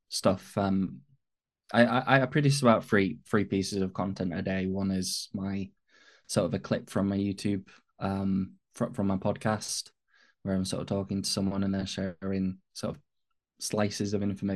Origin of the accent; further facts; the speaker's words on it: north of England, United Kingdom; accent: northern English; also born or lived in Manchester; I'm an autism advocate from the UK. I'm based in the north of England. Hence why my voice, my accent's not sort of typical kind of British London kind of accent.